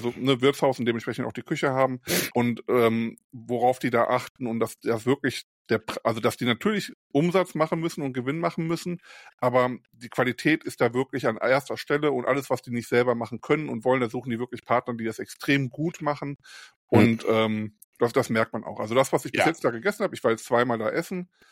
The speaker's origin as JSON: {"language": "German", "town": "Krefeld", "region": "North Rhine-Westphalia", "country": "Germany", "moved": "as an adult", "lives_now": "Rheinberg, Germany", "said": "Ich komme ja selber nicht aus Mörs, ich komme ja aus Krefeld"}